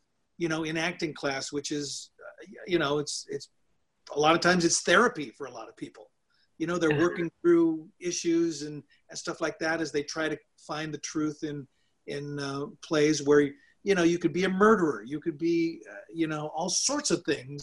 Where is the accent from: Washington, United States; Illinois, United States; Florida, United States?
Washington, United States; Seattle; moved away as an adult; also born or lived in New York; I got into the one at in my hometown, University of Washington